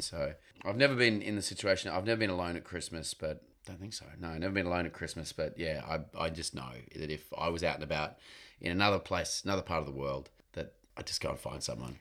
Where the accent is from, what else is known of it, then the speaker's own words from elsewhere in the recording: Queensland, Australia; I grew up in Queensland, which is in northern Australia, so it's quite hot